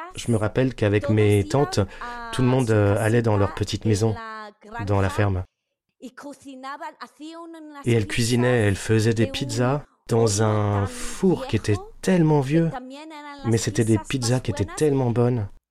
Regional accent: London, United Kingdom; first language Spanish; French is a second language; Je suis à moitié espagnole, à moitié italienne et je suis née ici.

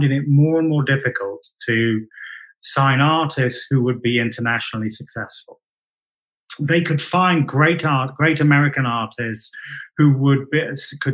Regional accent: United Kingdom; I'm British

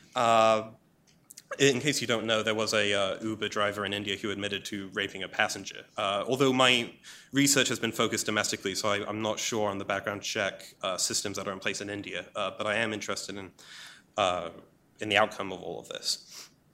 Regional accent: England, United Kingdom; as an Englishman

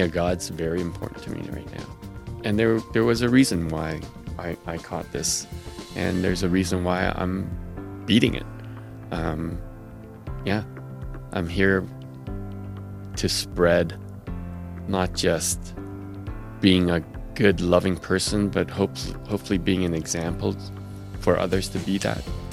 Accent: Quebec City, Quebec, Canada; I grew up in Quebec City, which was mainly Protestant

